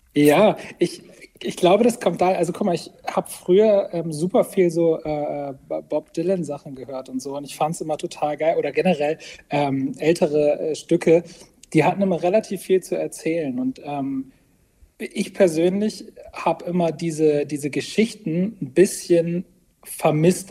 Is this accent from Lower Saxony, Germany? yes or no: no; Bremerhaven, Bremen, Germany; now in Bremen, Germany; gebürtiger Bremerhavener und dann jetzt in äh, Bremen äh, wohne ich.